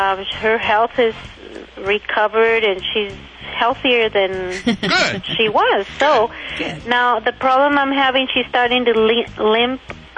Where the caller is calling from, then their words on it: Calimesa, California, United States; I'm calling from Cala Mesa, Riverside County.